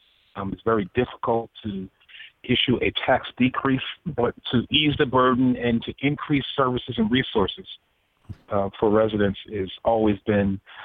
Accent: Newark, New Jersey, United States; Born and raised in the city of Newark.

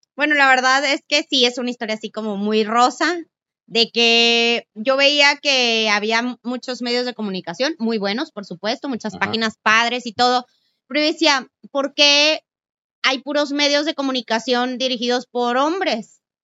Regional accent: Camargo, Chihuahua, Mexico; soy de Camargo

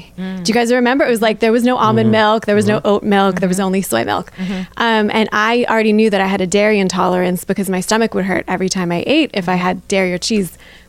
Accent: Pittsburgh, Pennsylvania, United States; I love Pittsburgh. Yeah. I'm born and bred in Pittsburgh. Love it here. Love Millvale.

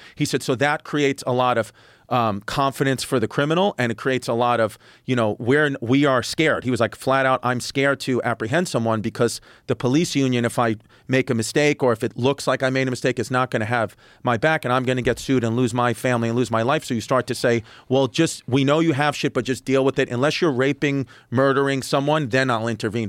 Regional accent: New York City, New York, United States; I grew up in New York City, great parents

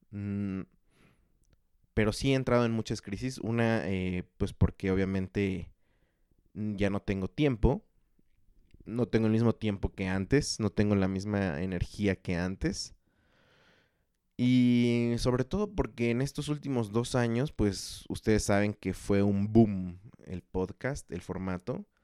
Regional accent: Chalco, State of Mexico, Mexico; Lo curioso es que tampoco me siento ya de, de Chalco, o sea, no, no tengo un arraigo por mi ciudad natal, por así decirlo. Sé que tampoco soy de la Ciudad de México, entonces ya no sé a dónde pertenezco.

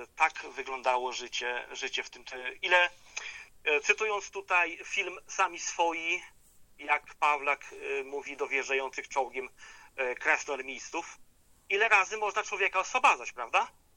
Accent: Izdebki-Kośmidry, Lublin Voivodeship, Poland; mojej rodzinnej izdebki Kośmidy

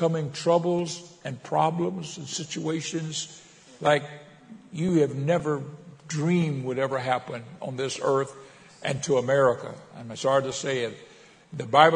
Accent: Miami, Florida, United States; also born or lived in Pensacola, Florida; when I was about 10 years old, we moved to Miami, and I finished growing up in Miami

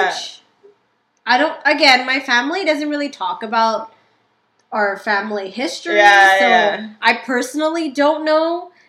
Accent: Macau; moved away; I was born in Macau.

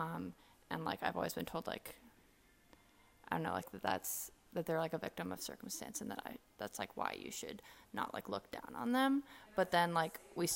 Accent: Nairobi, Kenya; moved away; my hometown is Nairobi, Kenya.

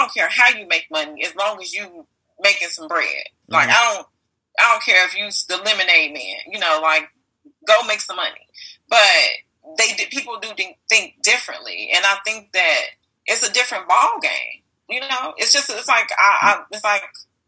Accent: Chicago, Illinois, United States; I'm from Chicago

